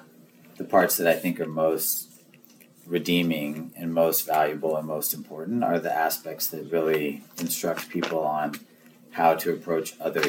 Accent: El Paso, Texas, United States; I grew up in El Paso. Like, I have a very different experience. Growing up on the border is, like, a different environment

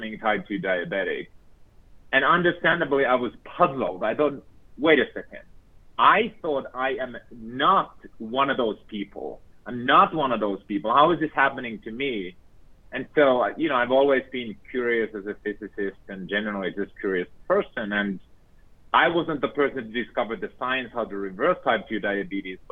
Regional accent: Finland; moved away; I was born and raised in Finland

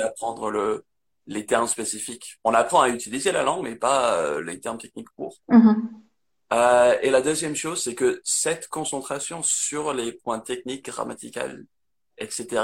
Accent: near Manchester, North West England, United Kingdom; French is a second language; moved away as an adult; now in France; j'ai grandi dans le nord d'Angleterre

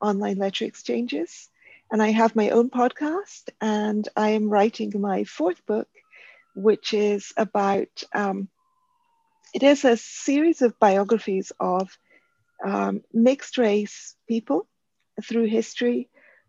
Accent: Karachi, Sindh, Pakistan; also born or lived in Cambridge, United Kingdom / Buenos Aires, Argentina / India; now in London, United Kingdom; So I grew up in Karachi, Pakistan. And my early life was spent in Karachi.

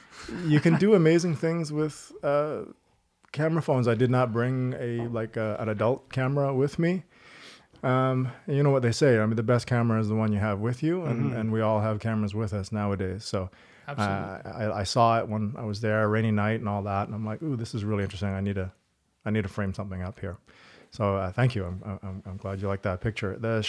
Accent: East Coast, Canada; also born or lived in Toronto; Born in Toronto, grew up on the East Coast.

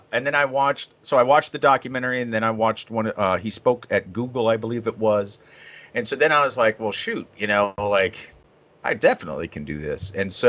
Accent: Maine, United States; born there; because I was born in Maine, and so I haven't been there in 30 years.

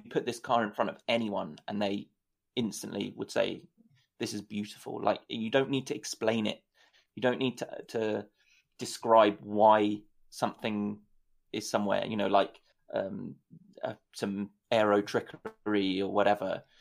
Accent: United Kingdom; as a Brit

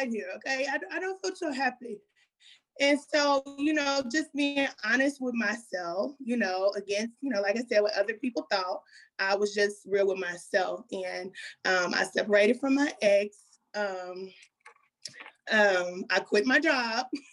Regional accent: Kansas City, Missouri, United States; I'm from Kansas City, Missouri, born and raised

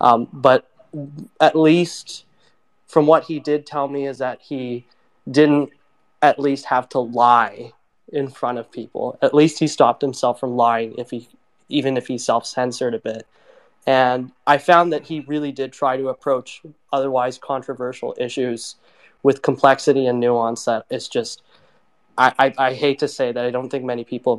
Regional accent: Toronto, Ontario, Canada; I'm a student from Toronto

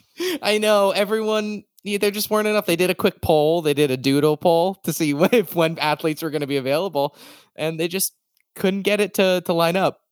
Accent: Massachusetts, United States; moved away; I'm from Massachusetts originally

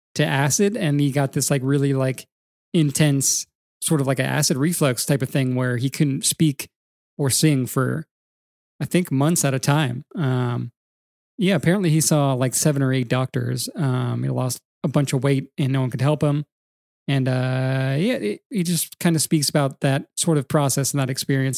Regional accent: California, United States; now in Atlanta, United States; growing up in California

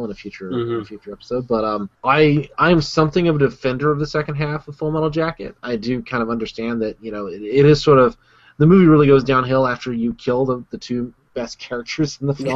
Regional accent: United States; As an American

